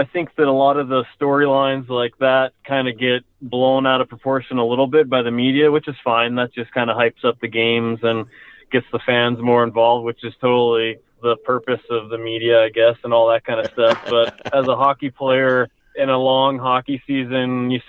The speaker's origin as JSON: {"language": "English", "town": "Spokane", "region": "Washington", "country": "United States", "tie": "born or raised there", "said": "Yeah, I mean, Spokane, the hockey community is not huge compared to maybe some bigger markets in the U.S. or for sure in Canada."}